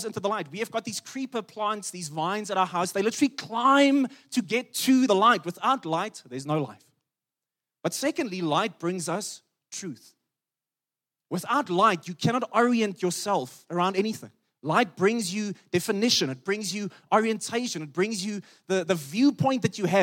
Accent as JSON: {"language": "English", "region": "Free State", "country": "South Africa", "said": "I come from the Free State where the sun is powerful"}